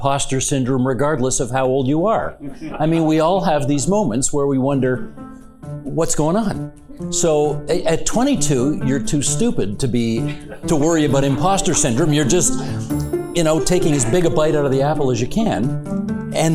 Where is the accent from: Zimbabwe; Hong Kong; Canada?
Canada; Hamilton, Ontario; my hometown newspaper, the Hamilton Spectator